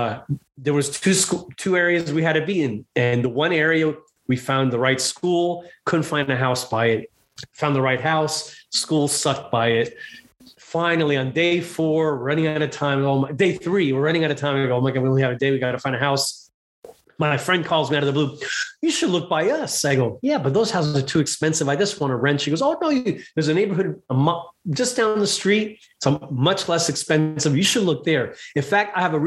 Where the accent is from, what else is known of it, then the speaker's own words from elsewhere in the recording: Miami, Florida, United States; moved away as an adult; also born or lived in West Palm Beach, Florida; now in Las Vegas, United States; I was born in Miami, lived in West Palm Beach. The last 20 years I was there. We moved here in 14, seven years ago.